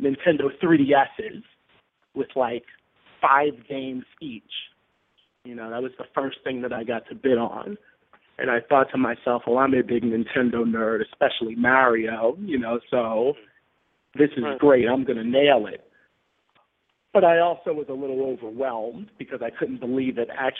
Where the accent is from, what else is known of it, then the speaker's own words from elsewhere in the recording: Baltimore, Maryland, United States; now in Bronx, New York, United States; I was originally from Baltimore, Maryland, currently living in the Bronx, New York.